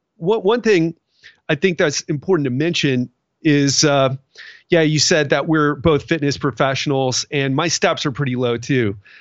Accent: Miami, Florida, United States; now I'm from Miami

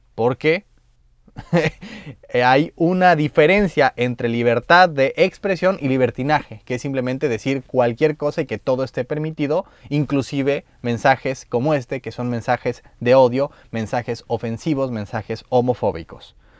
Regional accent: Mexico; Como mexicano

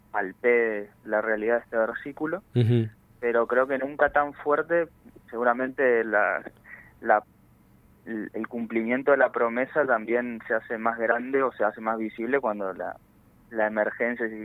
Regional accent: Corrientes, Argentina; moved away as an adult; also born or lived in Buenos Aires; Sí, yo nací en Corrientes, pero a los 19 años, tengo 31

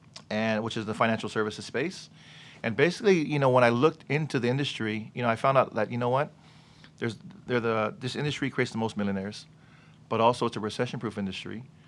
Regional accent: Gardena, California, United States; my parents, they moved to L.A. from Hawaii. Mm-hmm. So I was born and raised in Gardena.

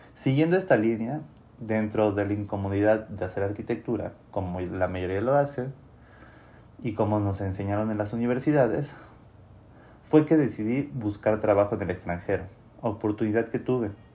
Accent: Mexico; also born or lived in Mexico City / Monterrey; continué mi carrera en Ciudad de México, en donde me enfrenté con la realidad de la profesión, al menos en mi país

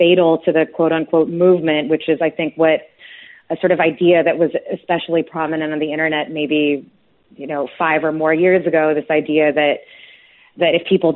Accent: United States; as an American

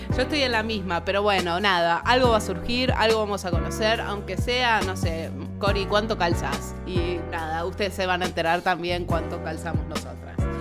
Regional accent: Argentina; nosotros somos Argentina

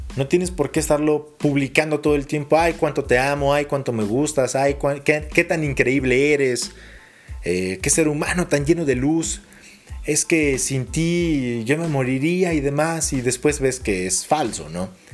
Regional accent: Mexico City, Mexico; Soy chilango

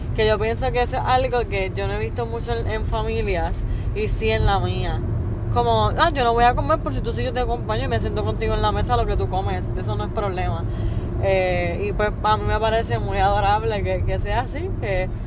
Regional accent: Puerto Rico

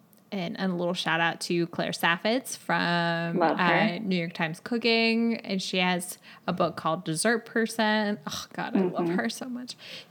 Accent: Chile; English is a second language; I'm from Chile, and Christmas is in the middle. It's like in the beginning of summer here.

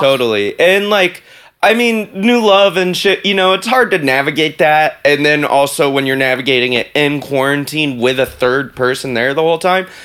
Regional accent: the South, United States; now in New York, United States; I grew up in the South

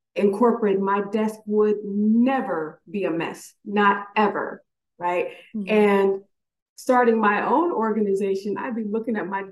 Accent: San Bernardino Valley, California, United States; now in Houston, United States; I am literally a Valley girl, born and raised in the San Bernardino Valley on that San Andreas fault line

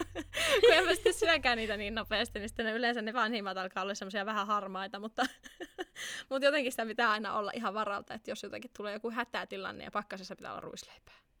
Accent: Finland; moved away; mun kotimaa, Suomi

